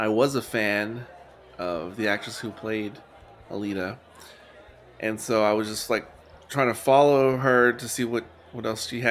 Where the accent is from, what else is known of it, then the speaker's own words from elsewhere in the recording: San Antonio, Texas, United States; my hometown, San Antonio